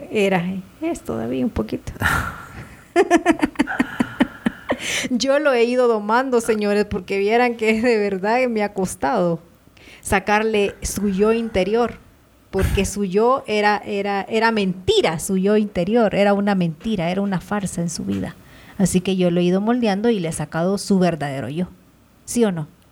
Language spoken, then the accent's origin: Spanish; El Salvador; born or raised there; now in Guatemala